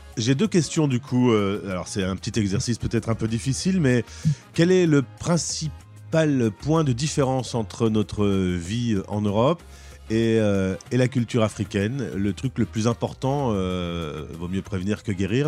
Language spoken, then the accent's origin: French; Lille, Hauts-de-France, France; je suis de Lille